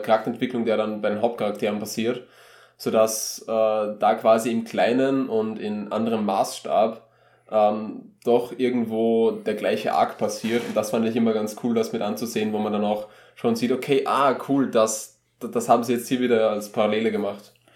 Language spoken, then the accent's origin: German; Austria; wir als Österreicher